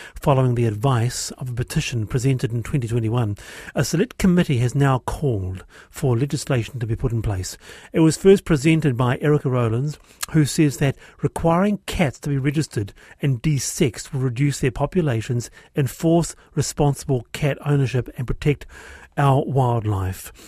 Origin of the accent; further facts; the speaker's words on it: Auckland, New Zealand; also born or lived in South Island; I was born here, lived here, uh, I grew up in Monterey